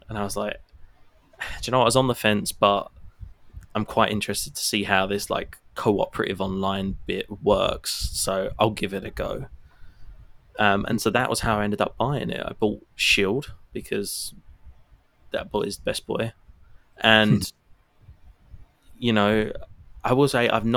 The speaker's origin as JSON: {"language": "English", "country": "United Kingdom", "said": "the bits of the UK that I'm from"}